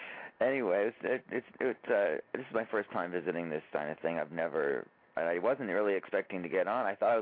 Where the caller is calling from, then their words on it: Fort Lauderdale, Florida, United States; I'm calling from Fort Lauderdale.